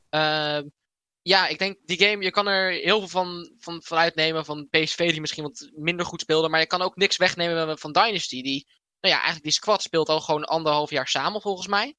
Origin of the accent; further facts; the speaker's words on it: IJsselstein, Utrecht, Netherlands; hier in eh, IJsselstein, waar ik vandaan kom